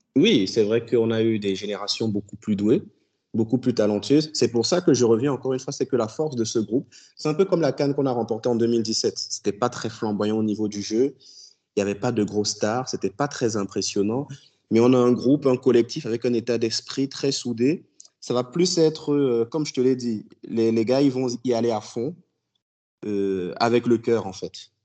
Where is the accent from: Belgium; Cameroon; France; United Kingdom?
Cameroon; nous, on est de l'Afrique centrale